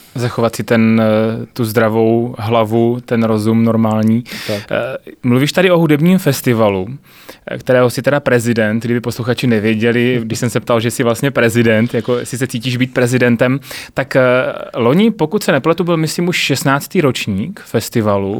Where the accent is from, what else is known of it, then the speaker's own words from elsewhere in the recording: Znojmo, South Moravian Region, Czechia; moved away as an adult; also born or lived in Brno; jsem všude tlačil z Neumo